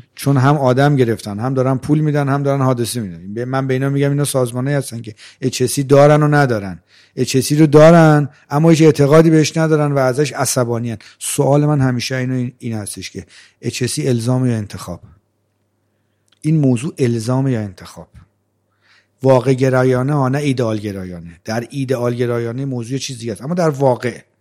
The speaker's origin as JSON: {"language": "Persian", "town": "Rey", "region": "Tehran Province", "country": "Iran", "tie": "born or raised there", "said": "من بچه جنوب تهران هستم من در شهر ری به دنیا اومدم سی چل چل چل پنج سالم اونجا زندگی میکردم"}